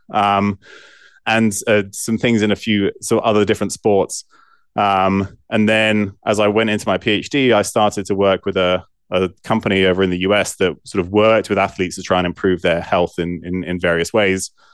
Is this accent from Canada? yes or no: no; Bristol, South West England, United Kingdom; also born or lived in Evanston, Illinois, United States; we moved back to the U K when I was four or five. Um, and I lived, I grew up in Bristol